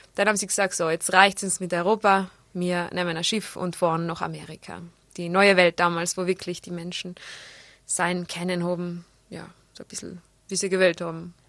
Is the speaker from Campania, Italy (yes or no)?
no; South Tyrol, Trentino-Alto Adige, Italy; accent: South Tyrolean dialect; also born or lived in Innsbruck, Austria; Schotekrapflern heißen die bei uns im Pustertal